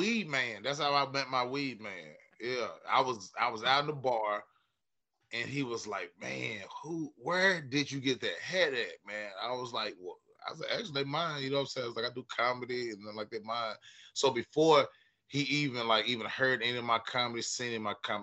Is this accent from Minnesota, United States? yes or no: no; West Tennessee, United States; now in Nashville, United States; I'm originally from West Tennessee, a little bitty country town, about 20 minutes outside of Jackson